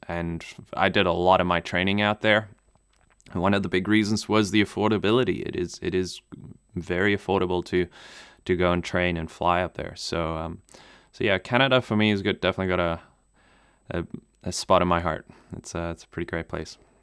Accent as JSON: {"language": "English", "country": "Namibia", "tie": "born or raised there", "first_language": "German", "second_language": "English", "moved": "yes", "said": "I grew up in Namibia"}